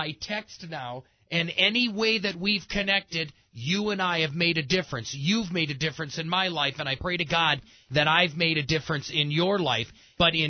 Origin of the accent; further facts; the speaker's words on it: Midwest, United States; now in Colorado Springs, United States; I grew up in the Midwest